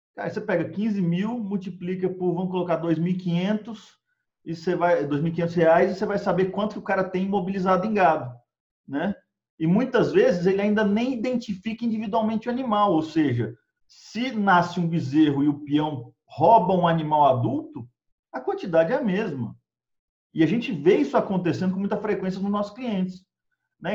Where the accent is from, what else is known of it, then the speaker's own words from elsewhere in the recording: Brasília, Federal District, Brazil; moved away as an adult; also born or lived in Texas / Colorado; eu sou de Brasília originalmente